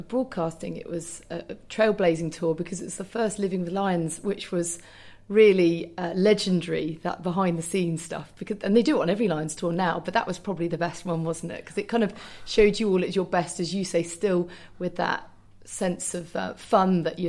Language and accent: English; Northampton, East Midlands, United Kingdom; My hometown. Northampton girl.